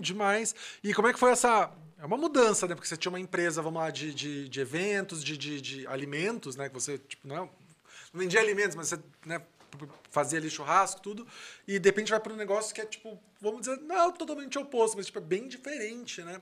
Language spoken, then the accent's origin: Portuguese; Rio Grande do Sul, Brazil; eu sou gaúcho